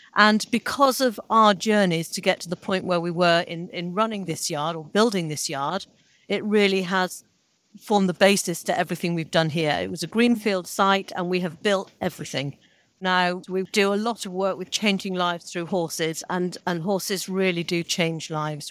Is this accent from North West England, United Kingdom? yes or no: yes; Salford, North West England, United Kingdom; I was born in Salford.